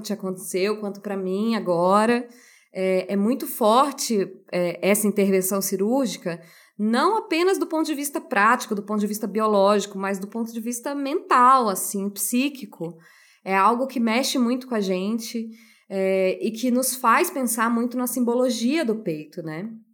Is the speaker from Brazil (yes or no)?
yes; Brazil; a gente cresce na nossa cultura brasileira